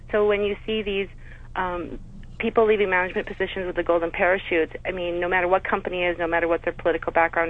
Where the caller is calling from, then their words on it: North Dakota, United States; I'm calling from North Dakota, which has a very strong socialistic background, very big history in socialism.